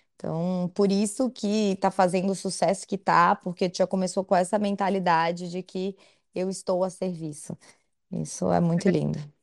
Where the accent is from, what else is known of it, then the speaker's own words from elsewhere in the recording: Florianópolis, Santa Catarina, Brazil; eu sou de Santa Catarina, sou de Floripa